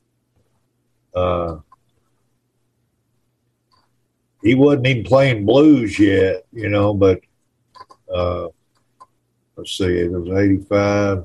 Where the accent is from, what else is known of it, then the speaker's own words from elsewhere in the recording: outside of Nashville, Tennessee, United States; also born or lived in Memphis, Tennessee; I grew up around outside of Nashville